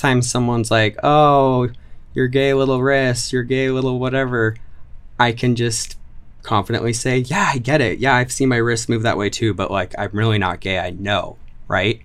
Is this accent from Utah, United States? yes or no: yes; Orem, Utah, United States; also born or lived in Highland, Utah; I am originally from Utah County. I grew up in Orem for ten years, and then when I was fifteen, my family moved to Highland.